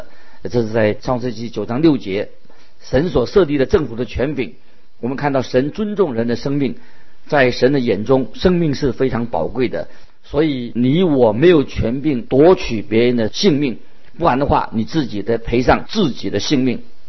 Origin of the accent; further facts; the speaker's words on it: China; 所以我们中国人说“顺天者昌，逆天者亡”，啊，这个是很清楚的道理。